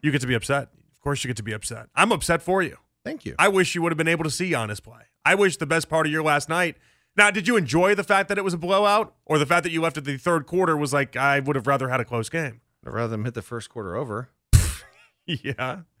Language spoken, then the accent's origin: English; Chicago, Illinois, United States; I, I grew up in Chicago in the '90s. I was that's when I was a child in the '90s in Chicago